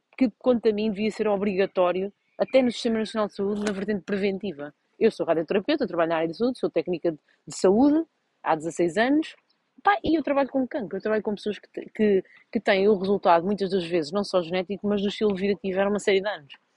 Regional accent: Vouzela, Centro, Portugal; eu sou de uma vila de Viseu chamada Vozela, e pronto, em Vozela só havia handball

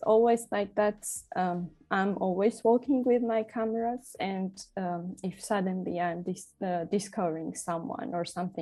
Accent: Tbilisi, Georgia; moved away as an adult; now in Berlin, Germany; I'm originally from Georgia. I grew up in Tbilisi

